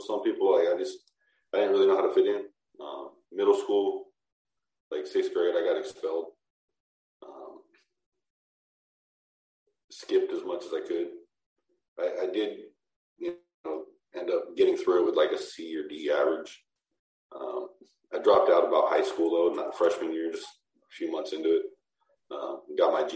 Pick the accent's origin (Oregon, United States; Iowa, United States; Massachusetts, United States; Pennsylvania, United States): Oregon, United States; Portland; this area called Rockwood, where I'm from. I'm from Portland, Oregon